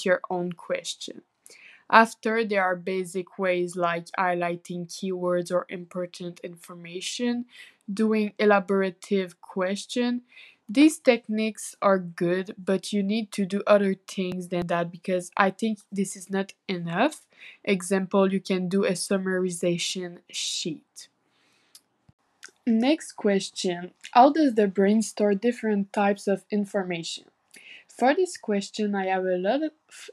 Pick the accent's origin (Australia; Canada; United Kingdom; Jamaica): Canada; Saint-Jérôme, Quebec; I'm 15 years old and I'm from Saint-Jérôme